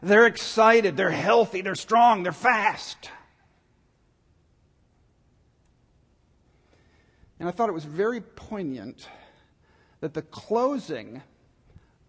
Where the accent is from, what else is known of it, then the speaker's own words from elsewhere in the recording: Dallas, Texas, United States; I grew up in Dallas